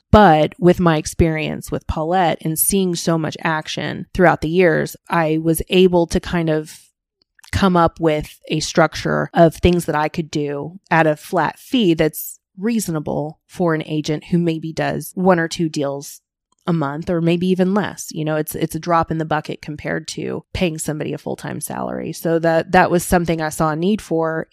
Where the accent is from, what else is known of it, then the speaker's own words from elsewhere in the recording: Plano, Texas, United States; also born or lived in Rockwall, Texas; I grew up in Plano, but I was living in the Rockwall area at the time